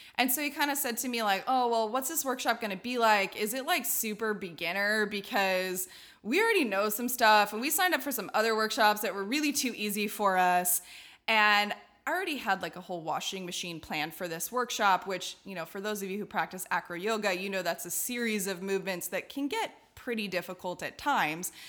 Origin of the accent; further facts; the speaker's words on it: Redlands, California, United States; I'm from Redlands, California, and in Redlands, there's a Y M C A community circus